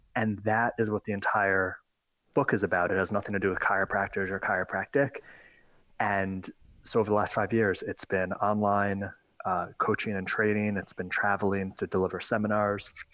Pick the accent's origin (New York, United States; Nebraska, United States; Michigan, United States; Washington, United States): New York, United States; just north of New York City, United States; I'm from New York, just north of New York City